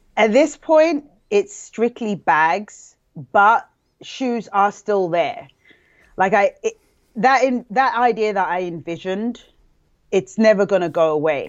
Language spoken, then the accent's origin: English; London, United Kingdom; moved away as an adult; I came from London, England